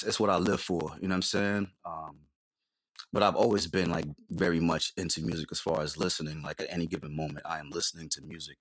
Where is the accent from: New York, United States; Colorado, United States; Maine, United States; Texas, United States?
New York, United States; New York City; moved away as an adult; also born or lived in Dominica; I was born in Dominica in the West Indies, grew up in Queens